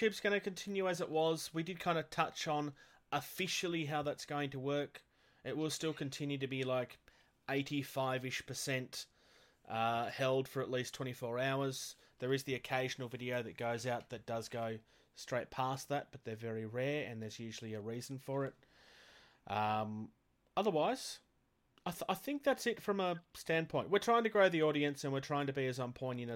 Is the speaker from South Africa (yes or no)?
no; Australia; I'm from Australia